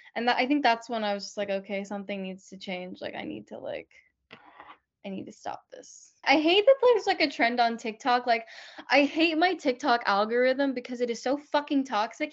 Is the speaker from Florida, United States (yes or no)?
yes; Land O' Lakes, Florida, United States; I grew up in Lando Lakes, Florida